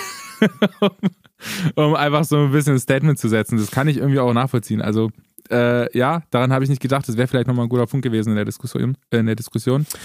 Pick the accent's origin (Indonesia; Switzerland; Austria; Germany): Germany; Eisleben, Saxony-Anhalt; meine Geburtsstadt Eisleben